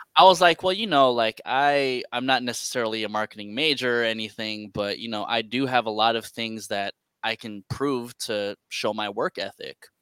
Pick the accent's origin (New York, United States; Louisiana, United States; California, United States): California, United States; San Francisco; Born and raised in San Francisco, California